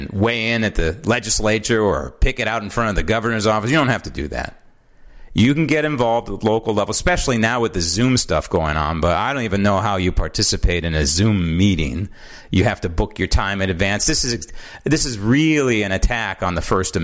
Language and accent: English; San Francisco, California, United States; born and raised in San Francisco